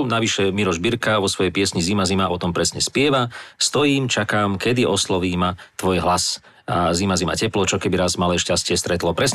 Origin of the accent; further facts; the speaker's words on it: Zvolen, Banská Bystrica Region, Slovakia; ale keď ste spomenuli ten zvolenský štádion, tiež som vyrastal vo Zvolenia.